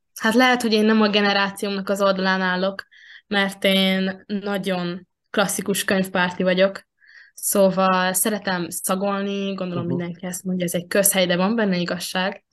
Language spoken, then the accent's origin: Hungarian; Veszprém, Veszprém County, Hungary; én itt születtem Veszprémben, a testvéremmel együtt